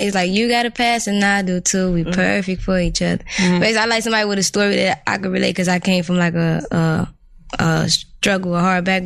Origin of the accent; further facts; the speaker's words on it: Chicago, Illinois, United States; growing up in Inglewood